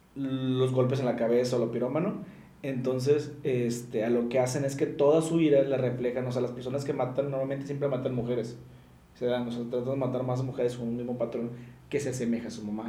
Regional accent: Mexico

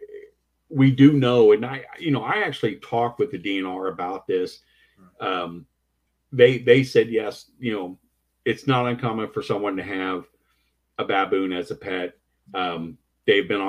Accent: Cincinnati, Ohio, United States; This is my hometown. This is in the, you know, my neighborhood

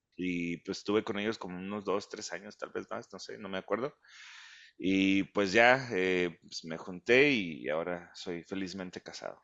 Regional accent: United States; now in Zapopan, Mexico; crecí en los Estados Unidos.

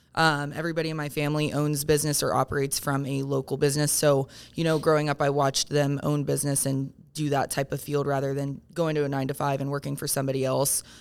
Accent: Parkersburg, West Virginia, United States; now in Morgantown, United States; I grew up in Parkersburg

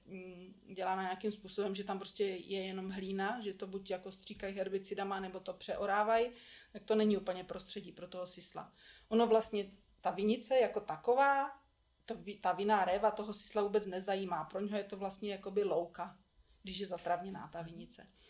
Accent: Czechia; tady u nás v Čechách

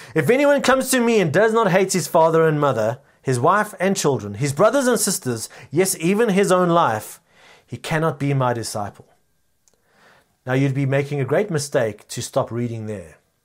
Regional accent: South Africa; our culturally rich nation

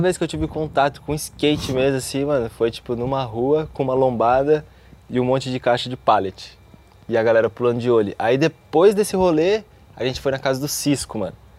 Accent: Cascavel, Paraná, Brazil; Então, sou de Cascavel, do Paraná.

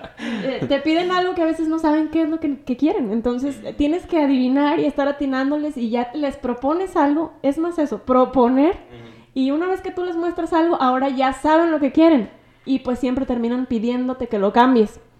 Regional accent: Tepehuaje, Jalisco, Mexico; aquí del pueblo de, de Tepehuaje, que es de donde soy yo

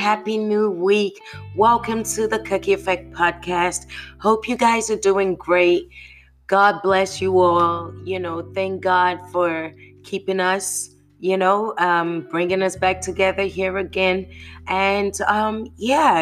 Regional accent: United Kingdom; now in United States; as a Brit

